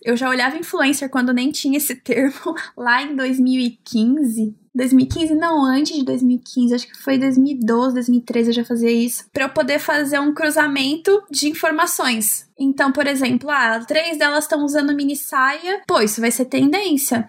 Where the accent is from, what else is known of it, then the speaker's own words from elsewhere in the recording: São Paulo, Brazil; Eu sou de São Paulo